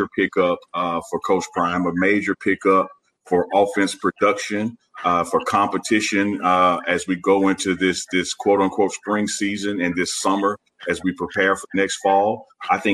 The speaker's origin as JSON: {"language": "English", "town": "Jackson", "region": "Mississippi", "country": "United States", "said": "just like me, have lived in Jackson, or Chuck, we're from Jackson"}